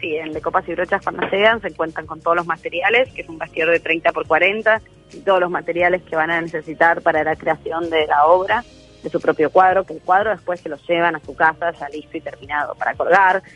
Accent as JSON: {"language": "Spanish", "region": "Maldonado", "country": "Uruguay", "tie": "born or raised there", "also_born_or_lived": "Argentina", "said": "yo soy argentina, pero criada en Uruguay. Hice la escuela y el liceo acá, en Maldonado, en el departamento de Maldonado"}